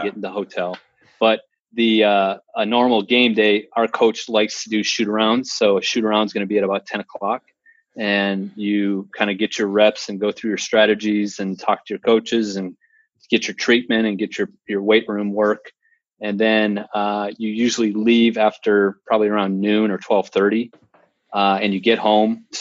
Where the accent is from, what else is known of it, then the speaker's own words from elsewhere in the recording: North Dakota, United States; moved away as an adult; also born or lived in Phoenix; I'm born and raised in North Dakota